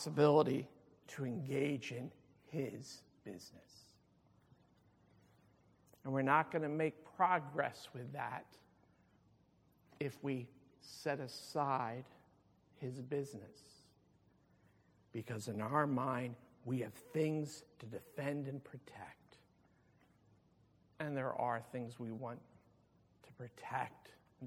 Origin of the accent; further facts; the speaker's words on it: Pleasantville, New Jersey, United States; I grew up in Pleasantville, and I can remember as a teenager in the mid-70s